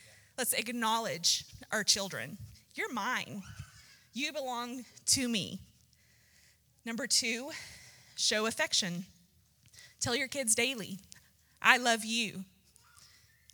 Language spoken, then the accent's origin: English; Texas, United States; growing up in Texas